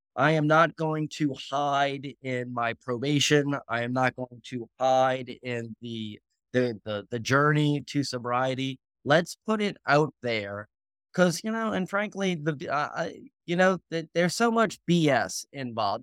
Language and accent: English; New Orleans, Louisiana, United States; Born and raised in New Orleans, Louisiana